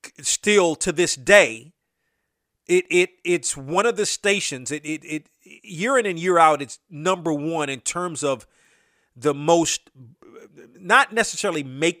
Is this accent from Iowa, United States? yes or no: no; Washington, District of Columbia, United States; I grew up in the Washington area.